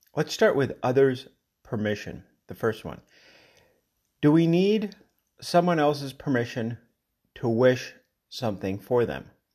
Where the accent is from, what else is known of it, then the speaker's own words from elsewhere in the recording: Colorado, United States; I'm from Colorado